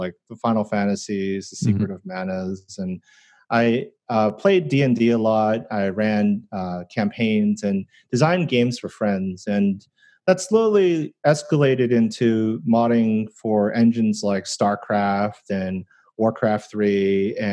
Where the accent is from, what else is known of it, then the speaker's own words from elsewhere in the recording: New Jersey, United States; moved away; also born or lived in New York; I grew up in New Jersey and went to school in New York.